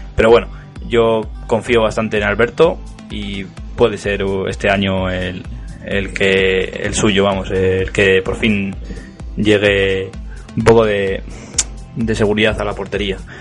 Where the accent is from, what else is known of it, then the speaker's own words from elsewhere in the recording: Madrid, Community of Madrid, Spain; Yo no me considero madrileño, me considero vallecano.